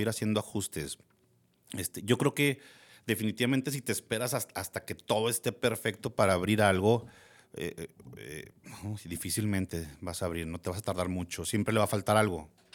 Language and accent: Spanish; Gómez Palacio, Durango, Mexico; also born or lived in Torreón, Coahuila; soy de aquí de Torreón. Lagunero. Lagunero 100%, de Gómez